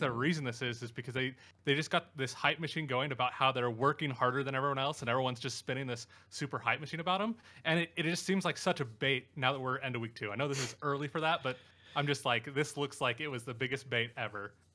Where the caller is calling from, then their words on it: Salt Lake City, Utah, United States; I'm calling from Salt Lake City